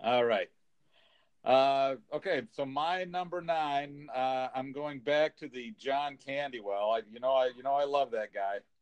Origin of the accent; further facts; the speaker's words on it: California, United States; I grew up in California